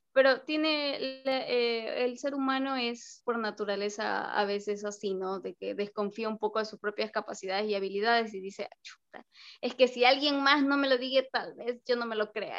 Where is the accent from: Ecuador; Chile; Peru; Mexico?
Ecuador; todos los ecuatorianos